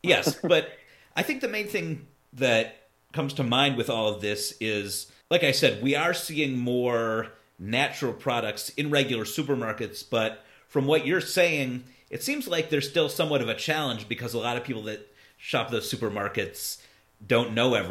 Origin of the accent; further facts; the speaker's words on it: Ohio, United States; I'm from Ohio, yeah.